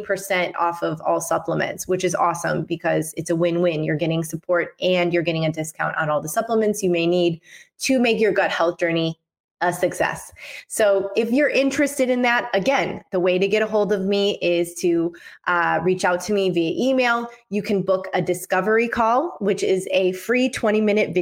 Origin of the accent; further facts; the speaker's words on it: Michigan, United States; now in Mexico; I'm from Michigan, and we have cold winters. Luckily, I am out in Mexico now